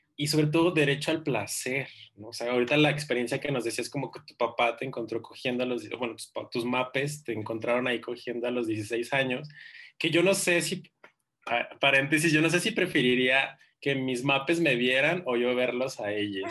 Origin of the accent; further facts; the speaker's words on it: Ciudad Juárez, Chihuahua, Mexico; moved away as an adult; now in Mexico City, Mexico; yo soy pues, de Ciudad Juárez, mi mamá está allá